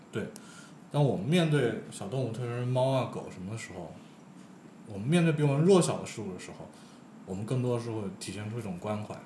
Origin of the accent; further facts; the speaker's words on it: China; 我们中国人就是有一种这样的嗯，就是，多一事不如少一事